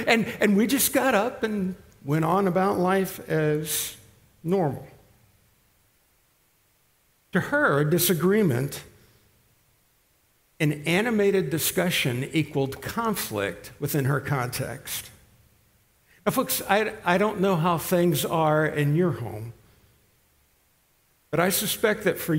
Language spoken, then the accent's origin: English; Italy; We grew up in Italy, so we were used to this and that.